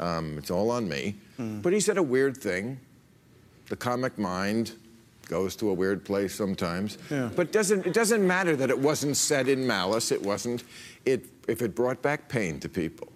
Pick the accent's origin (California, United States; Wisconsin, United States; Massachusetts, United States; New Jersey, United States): New Jersey, United States; I grew up in New Jersey in the 50s and 60s